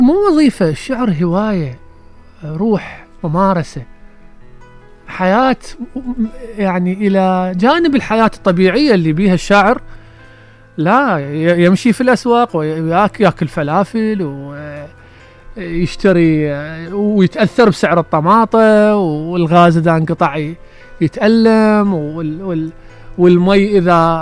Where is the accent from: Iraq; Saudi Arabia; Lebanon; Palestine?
Iraq; عندنا في العراق